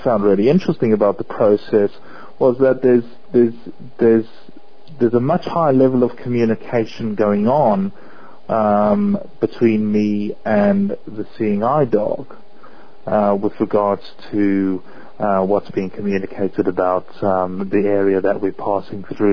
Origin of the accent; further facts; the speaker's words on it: South Africa; growing up in South Africa, we were always surrounded